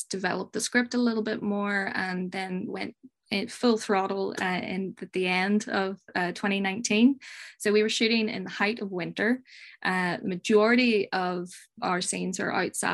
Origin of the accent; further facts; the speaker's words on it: Northern Ireland, United Kingdom; I'm from Northern Ireland. Most people only know Belfast, so I'll say Belfast